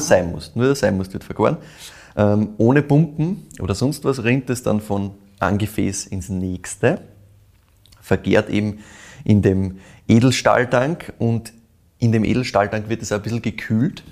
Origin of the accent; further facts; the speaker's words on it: Weinviertel, Lower Austria, Austria; hast du mich in meine Heimat zurückgebracht, ja. quasi ins Weinviertel.